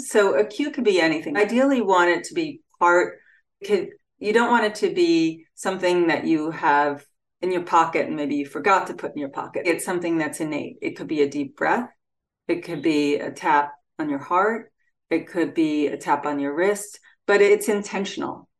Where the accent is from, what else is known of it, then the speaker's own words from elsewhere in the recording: Freeport, New York, United States; my hometown of Freeport, New York